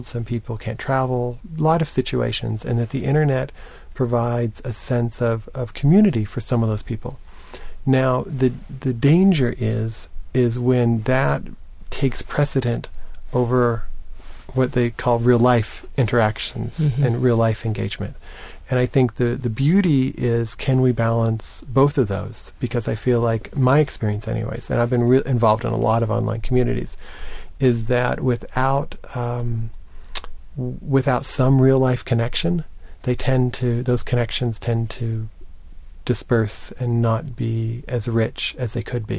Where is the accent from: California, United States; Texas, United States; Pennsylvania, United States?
Texas, United States; Lubbock; I grew up in Lubbock, Texas, a small town in West Texas